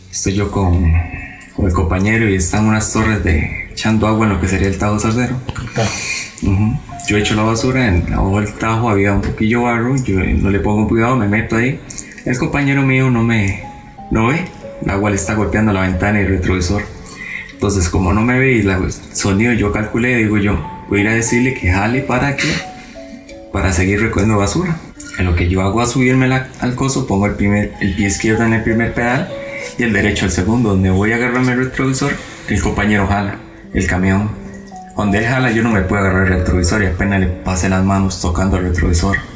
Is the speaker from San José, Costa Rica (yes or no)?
no; Alajuela, Costa Rica; bueno, yo originalmente soy de La Palmita.